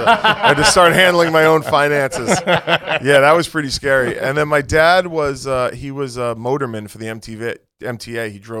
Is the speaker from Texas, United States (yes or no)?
no; New York City, New York, United States; born or raised there; also born or lived in Brooklyn, New York